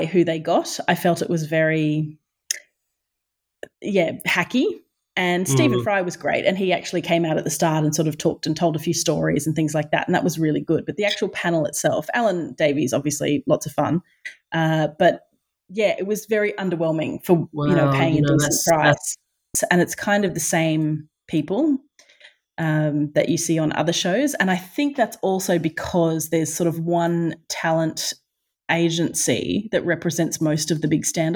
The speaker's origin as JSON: {"language": "English", "country": "Australia"}